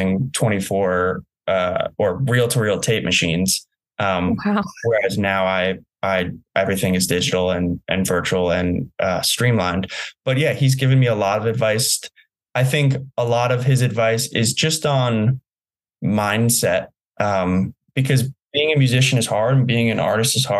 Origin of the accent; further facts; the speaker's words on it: New Jersey, United States; moved away; I had a wonderful upbringing in New Jersey